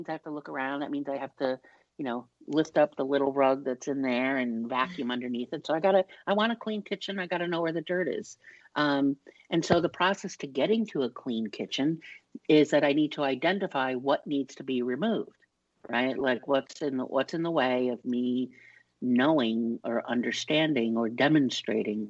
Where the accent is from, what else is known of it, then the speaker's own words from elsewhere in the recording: New York, United States; I'm from New York.